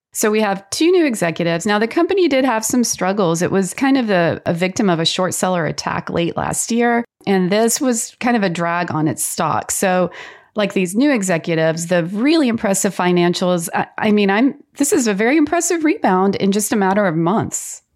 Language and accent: English; North Carolina, United States; that's my home state